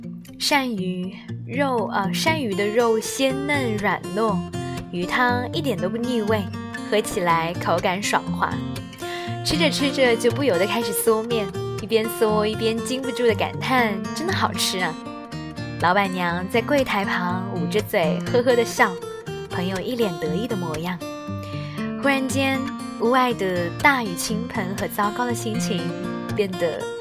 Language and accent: Chinese; South China, China; 明明是南方小孩，怎么就不爱吃馄饨，反而喜欢吃水饺；不爱吃米饭，反而喜欢吃面条；喜欢干燥，讨厌潮湿。我从小就是这样。